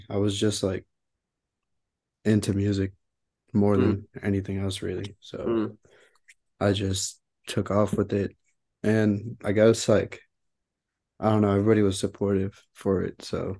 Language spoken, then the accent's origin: English; India; now in United States; I'm originally from India, but I've been in the States for like 13 years now. I'm out here in Philly, New York, Jersey, East Coast, really.